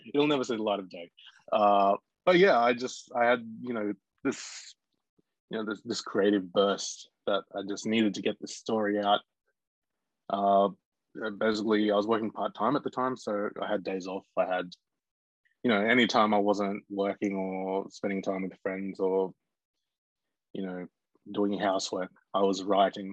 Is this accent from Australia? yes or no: yes; Bega, New South Wales, Australia; I grew up in Bega on the far south coast, New South Wales